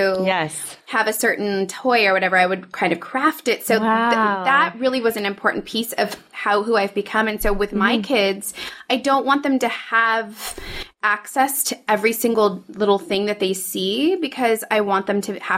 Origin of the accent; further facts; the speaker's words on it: Northern California, United States; now in Los Angeles, United States; my youth growing up in Northern California